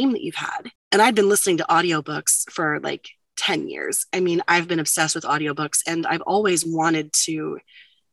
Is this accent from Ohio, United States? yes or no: yes; Ohio, United States; now in Roanoke, Virginia, United States; I'm originally from Ohio